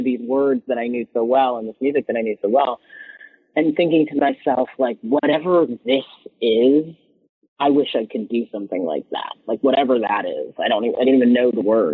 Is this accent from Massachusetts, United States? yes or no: yes; Medfield, Massachusetts, United States; if we're talking my hometown, it's Isabella's Restaurant. Grocery is the full name, I think, now they changed it. But the Isabella Sandwich Shop in Medfield, Massachusetts